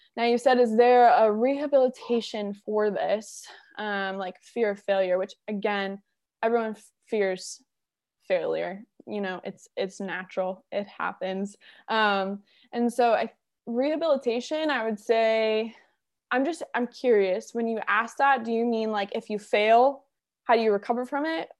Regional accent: Wellington, Florida, United States; I grew up in South Florida, West Palm Beach, Wellington area

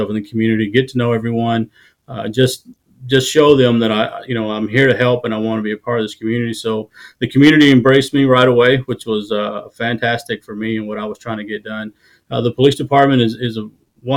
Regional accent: Maypearl, Texas, United States; moved away as an adult; also born or lived in Dallas, Texas; now in Victoria, United States; Maypearl, very small town

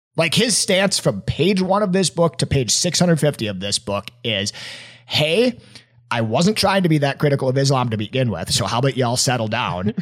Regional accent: Appleton, Wisconsin, United States; my hometown at little old Appleton, Wisconsin

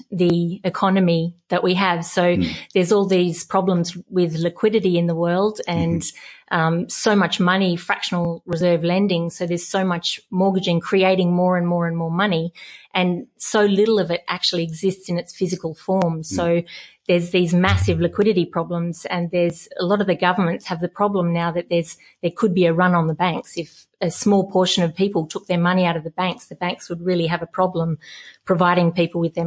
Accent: Western Australia, Australia; also born or lived in Melbourne / Hong Kong; a West Australian. I love the desert. So growing up here

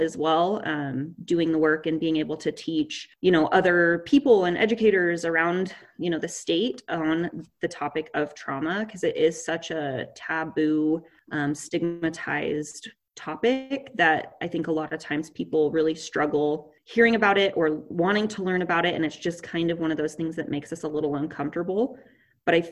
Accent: Pocatello, Idaho, United States; I grew up in Pocatello

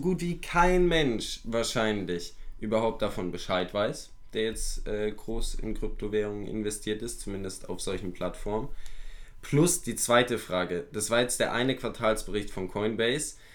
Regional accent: Germany; bei uns in Deutschland

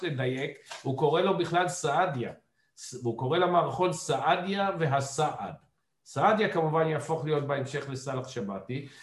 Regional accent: Ramat Gan, Tel Aviv District, Israel; אני לא גדלתי בבית של אבי, אלא גדלתי בבית אמי, בית בורגני חביב ברמת גן

